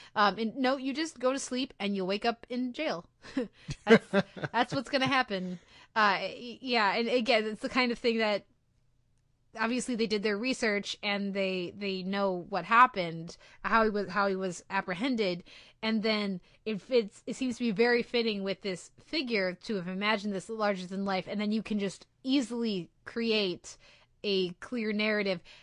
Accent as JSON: {"language": "English", "country": "United States", "said": "being an American viewer of T V"}